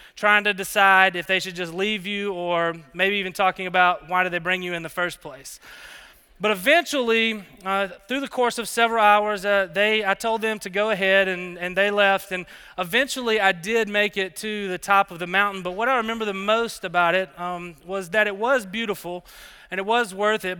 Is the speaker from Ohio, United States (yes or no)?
no; Alabama, United States; moved away as an adult; also born or lived in Colorado; I grew up in Alabama